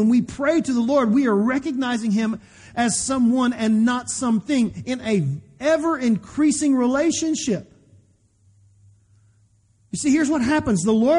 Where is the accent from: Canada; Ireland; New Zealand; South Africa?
Ireland; you know, I'm Irish and I've got a little anger problem.